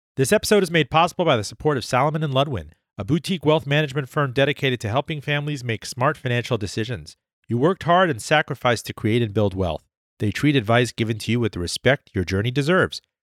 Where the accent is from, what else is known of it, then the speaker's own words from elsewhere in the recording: Miami, Florida, United States; moved away; Miami, Florida, uh, my hometown where we grew up together